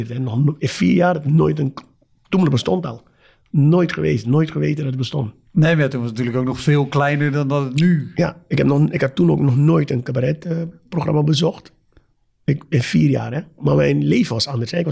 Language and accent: Dutch; Suriname; Nogmaals, ik kom uit Suriname.